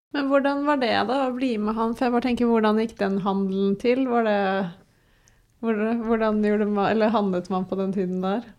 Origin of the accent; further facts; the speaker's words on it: Tønsberg, Vestfold, Norway; jeg er jo fra Tønsberg